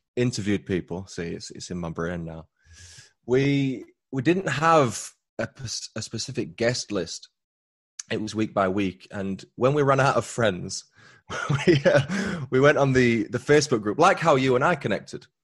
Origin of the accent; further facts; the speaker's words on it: Huddersfield, Yorkshire and the Humber, United Kingdom; accent: Yorkshire; my hometown, which is Huddersfield